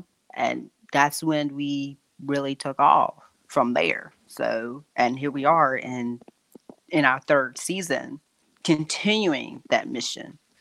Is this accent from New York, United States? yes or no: no; Durham, North Carolina, United States; I live in Durham, North Carolina, uh, born and raised in Durham, actually